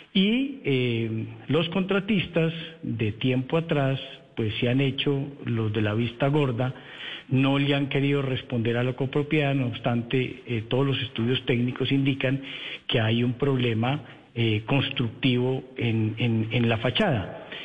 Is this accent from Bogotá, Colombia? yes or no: yes; Bogotá, Colombia; todos los que somos de Bogotá